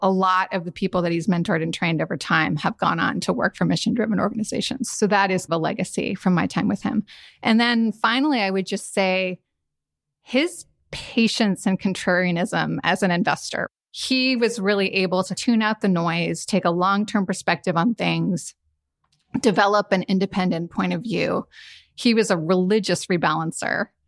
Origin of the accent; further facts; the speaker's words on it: San Francisco, California, United States; moved away as an adult; also born or lived in New Haven; I'm a California girl, born and raised in San Francisco